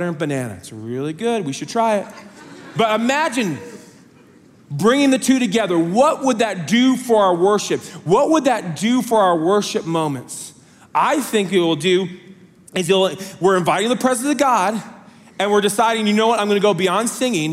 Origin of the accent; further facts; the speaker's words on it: Las Vegas, Nevada, United States; moved away; I'm from Las Vegas